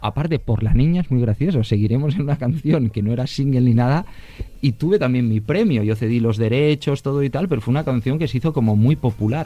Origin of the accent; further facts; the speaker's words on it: Barcelona, Catalonia, Spain; he nacido en, Barcelona